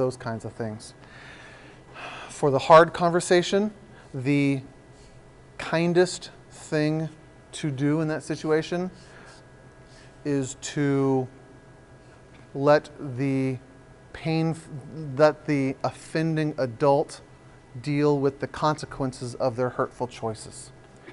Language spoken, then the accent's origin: English; San Diego, California, United States; now in Oregon, United States; I grew up in San Diego